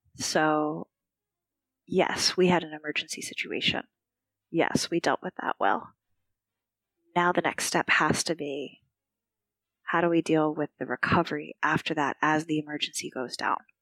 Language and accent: English; Philadelphia, Pennsylvania, United States; moved away as an adult; also born or lived in Texas / Maryland; now in Sulaymaniyah, Iraq; I returned to my hometown of Philadelphia for a couple years